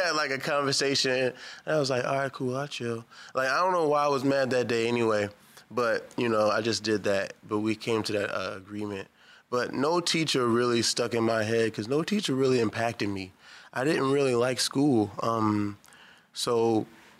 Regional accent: Baltimore, Maryland, United States; I'm from here. Born and raised Baltimore, Maryland

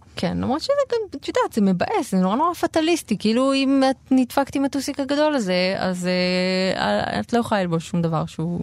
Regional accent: Israel; בשעריים, שזו השכונה שאני גדלתי בה

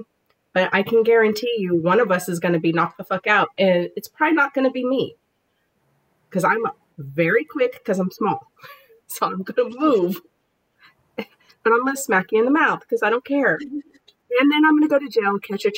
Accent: United States; I'm American

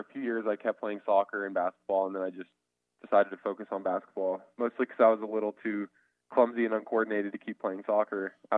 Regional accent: Colorado Springs, Colorado, United States; Yes, sir. Colorado Springs, Colorado.

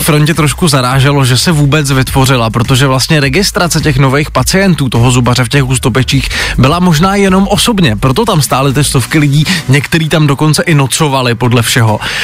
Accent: Přerov, Olomouc Region, Czechia; kousek od mého rodného města, já jsem z Předova

